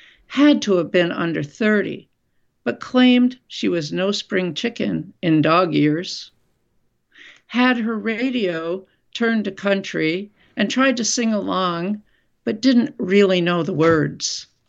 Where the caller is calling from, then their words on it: Winooski, Vermont, United States; I'm in Winooski, Vermont.